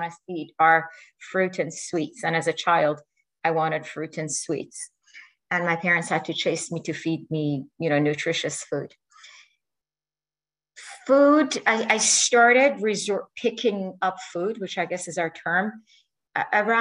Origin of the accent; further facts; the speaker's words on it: Iran; moved away; my home country, which is Iran